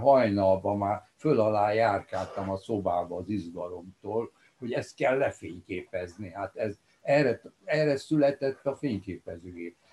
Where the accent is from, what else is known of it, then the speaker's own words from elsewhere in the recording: Cluj-Napoca, Cluj County, Romania; now in Budapest, Hungary; amikor születtem 1937-ben, akkor Korosvár, a szülővárosom az Romániához tartozott